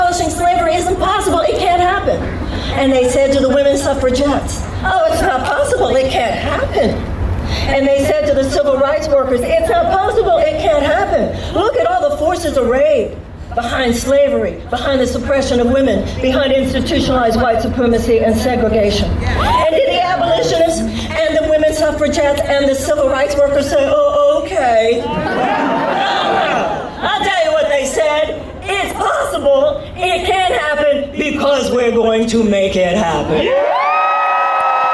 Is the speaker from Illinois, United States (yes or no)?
no; Houston, Texas, United States; I was born and raised in the great state of Texas